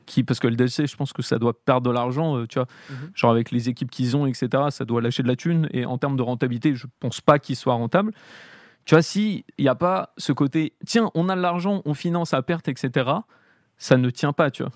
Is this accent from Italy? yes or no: no; Paris, Île-de-France, France; j'ai grandi à Paris